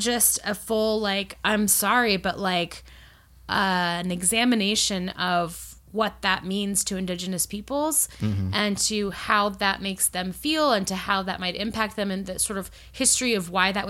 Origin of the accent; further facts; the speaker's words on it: Virginia, United States; I grew up